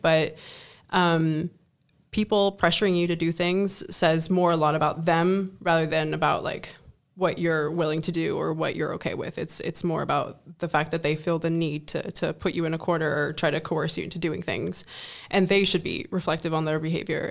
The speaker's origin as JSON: {"language": "English", "country": "Germany", "moved": "as an adult", "lives_now": "Netherlands", "said": "I come from Germany and, you know, coming to the Netherlands"}